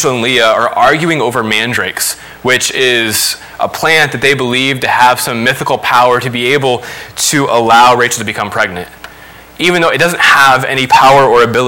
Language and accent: English; Lima, Ohio, United States; also born or lived in Dallas, Texas; I grew up in Lima